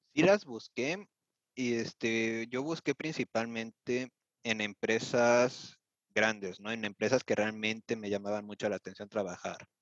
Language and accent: Spanish; Mexico City, Mexico; moved away as an adult; now in Germany; yo soy originario de la Ciudad de México